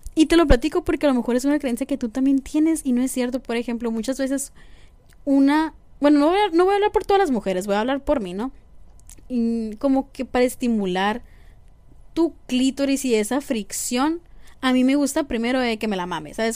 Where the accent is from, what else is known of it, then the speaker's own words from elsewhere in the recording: Mexico; como mexicanos